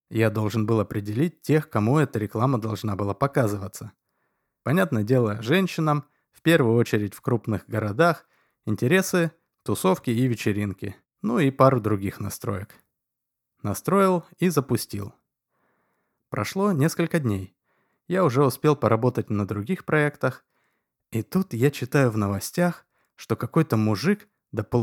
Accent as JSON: {"language": "Russian", "town": "Chicago", "region": "Illinois", "country": "United States", "tie": "born there", "said": "Родители на самом деле назвали меня …, но так как я родился в Америке – а именно в Чикаго, то … или … меня звали только в родительском доме."}